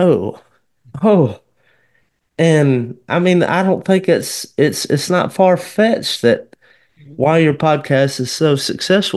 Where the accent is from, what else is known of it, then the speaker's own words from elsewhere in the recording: Millport, Alabama, United States; also born or lived in Kennedy, Alabama; I grew up in Kennedy and Millport, Alabama, Lamar County, Alabama.